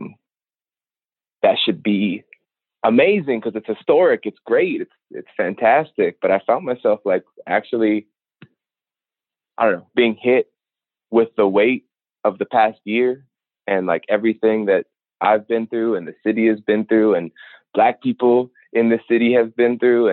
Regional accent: Minneapolis, Minnesota, United States; I'm a black man, born and raised in Minneapolis

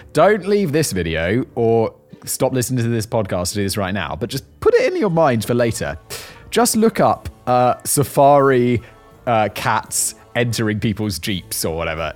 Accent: United Kingdom; now in Czech Republic; I am British. I am from the United Kingdom

